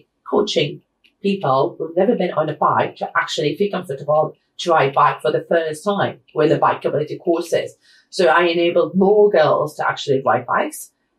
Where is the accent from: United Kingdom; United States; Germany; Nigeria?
United Kingdom; Manchester, North West England; born there; I was born in Manchester, so it's fine.